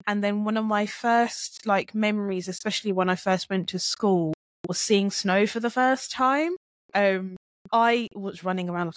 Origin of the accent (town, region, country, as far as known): Luton, East of England, United Kingdom; born or raised there; accent: British; also born or lived in Jamaica